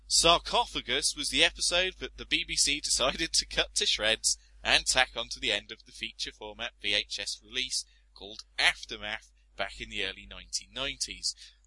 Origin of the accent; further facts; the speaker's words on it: United Kingdom; But being British, I refused to give up and come home early and sat the 4 days out.